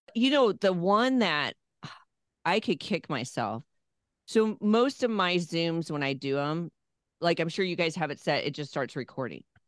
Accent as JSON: {"language": "English", "town": "Phoenix", "region": "Arizona", "country": "United States", "tie": "born or raised there", "also_born_or_lived": "California / Louisville", "moved": "yes", "lives_now": "Nashville, United States", "said": "I grew up around radio in Phoenix, Arizona"}